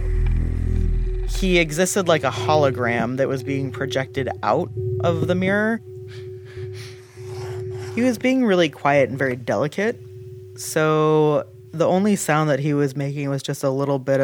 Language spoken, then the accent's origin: English; Lunenburg, Massachusetts, United States; I grew up in Lunenburg, Massachusetts